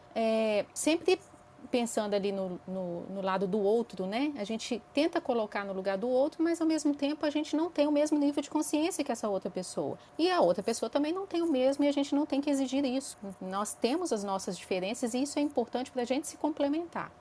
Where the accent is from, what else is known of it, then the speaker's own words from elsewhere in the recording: interior of Minas Gerais, Brazil; moved away as an adult; now in Belo Horizonte, Brazil; Eu sou mineirinha do interior de Minas, mas moro em Belo Horizonte há 22 anos